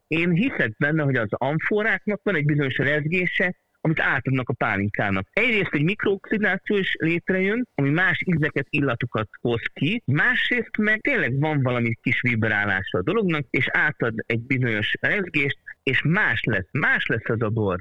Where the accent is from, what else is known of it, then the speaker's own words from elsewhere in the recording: Hungary; ha már magyarok vagyunk